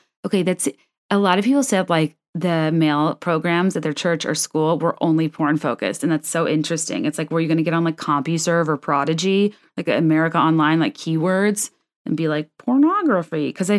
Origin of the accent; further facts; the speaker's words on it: Virginia, United States; I grew up in Northern Virginia in an area known for being wealthy and well-educated and having highly funded and competitive public schools.